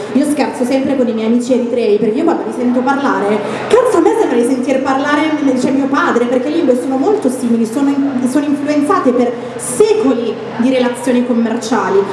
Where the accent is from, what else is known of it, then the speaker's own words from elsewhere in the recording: Italy; noi siamo nati in Italia